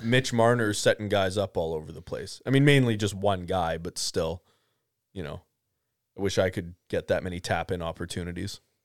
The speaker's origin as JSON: {"language": "English", "country": "Canada", "said": "I am Canadian"}